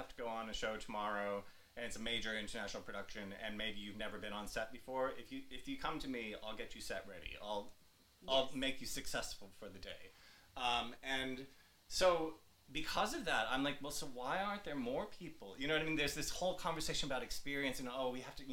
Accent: New York, United States; moved away as an adult; now in Australia; because I was in New York, I'm a New Yorker

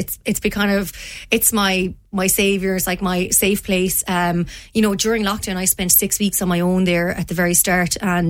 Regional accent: Ardrahan, Connacht, Ireland; also born or lived in Dublin; We came originally from Dublin to Spittal and then on to Ardrahan, which is in South Galway. And I moved into that house in Ardrahan when I was 10, and I left at 17 to come to the University of Limerick.

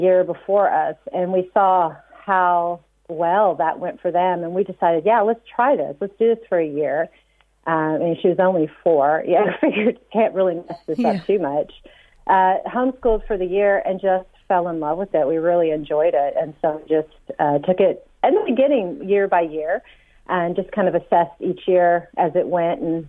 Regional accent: United States; now in Ireland; I'm originally from the States

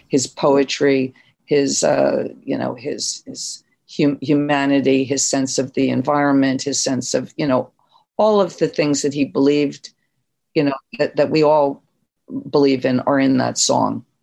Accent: New Jersey, United States; moved away as an adult; also born or lived in New York; I was from South Jersey

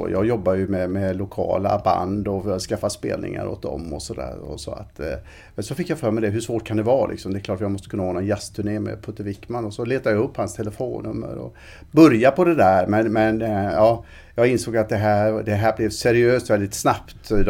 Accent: Alingsås, Västra Götaland, Sweden; jag frilansade på eh, Alingsåstidningen där jag växte upp och lite på radion här i Västsverige när jag var i sena tonåren.

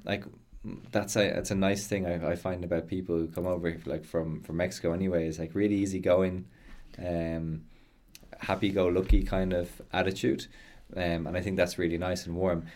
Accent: Ireland; accent: Irish; I speak English with an Irish accent

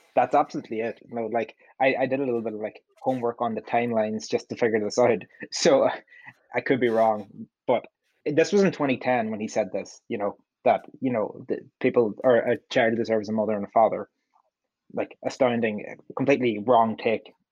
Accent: Donegal, Ulster, Ireland; I'm from Donegal

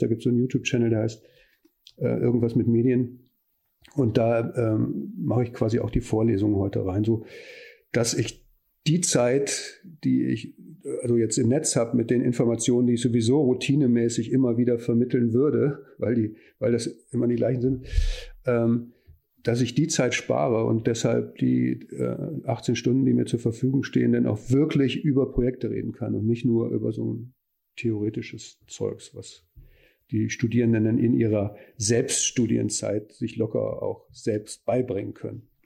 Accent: Neuss, North Rhine-Westphalia, Germany; moved away as an adult; now in Hamburg, Germany; Ich komme aber aus dem Rheinland. Ich bin Neusser, insofern linksrheinisch

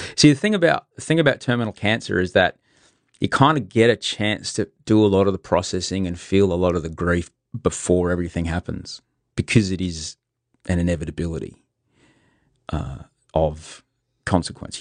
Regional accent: Brisbane, Queensland, Australia; now in Sydney, Australia; I grew up in well, most of it in Brisbane

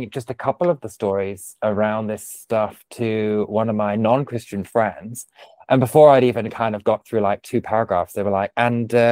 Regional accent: United Kingdom; we've been like you know injured, but we won't tell anyone because we're so British.

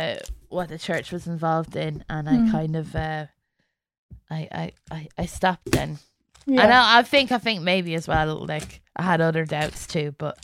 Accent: London, United Kingdom; born there; also born or lived in Germany / Ireland; So I was born in London and I moved to Germany and then to Ireland and back to London.

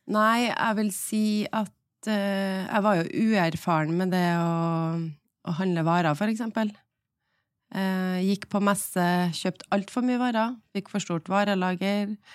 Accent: Trondheim, Trøndelag, Norway; moved away as an adult; also born or lived in Oslo; jeg var hjemme i Trondheim

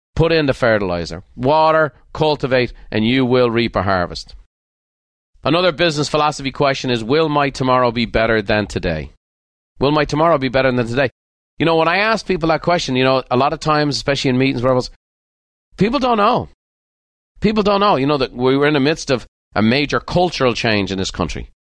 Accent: Ireland; now in United States; I was born in Ireland

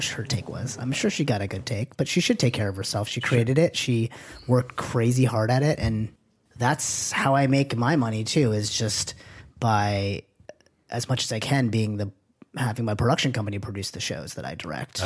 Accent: Manchester, New Hampshire, United States; this is in Manchester, New Hampshire. I'm from New Hampshire

